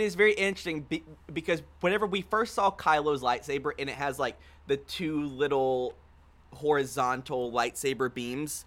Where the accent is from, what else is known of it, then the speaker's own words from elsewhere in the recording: Houston, Texas, United States; now in Dallas, United States; We are back home in Houston, Texas, with my brother